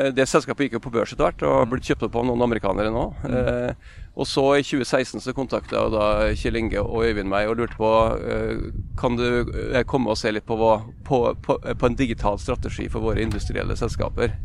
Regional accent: Nordmøre, Møre og Romsdal, Norway; jeg som nordmøring

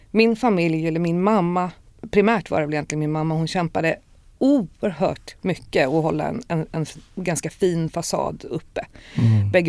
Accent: Stockholm, Stockholm County, Sweden; moved away; also born or lived in Rinkeby; när jag var fyra så flyttade vi till Östberga. Mm. Eh, och där är jag sen uppvuxen och gått i skolan

